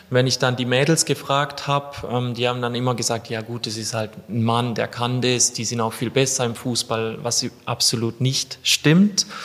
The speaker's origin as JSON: {"language": "German", "region": "Baden-Württemberg", "country": "Germany", "said": "ich komme aus äh, ganz Süddeutschland zwischen Freiburg"}